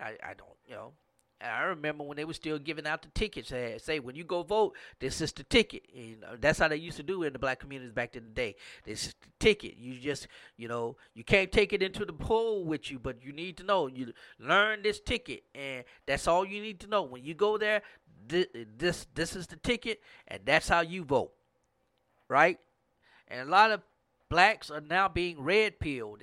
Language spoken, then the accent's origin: English; Grambling area, Louisiana, United States; in my hometown, it was Grambling State University